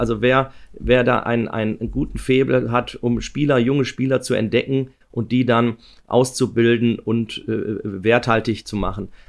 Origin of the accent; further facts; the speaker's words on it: Ruhr area, North Rhine-Westphalia, Germany; ich bin aus dem Ruhrgebiet